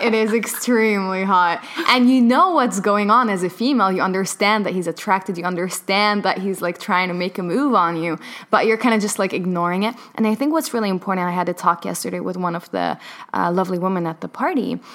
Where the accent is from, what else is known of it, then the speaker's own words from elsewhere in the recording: Palestine; I was born in Palestine